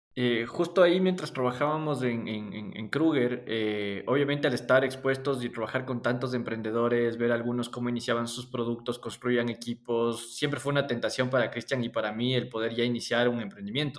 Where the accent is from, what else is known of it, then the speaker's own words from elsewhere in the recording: Cayambe, Pichincha, Ecuador; nací en Cayambe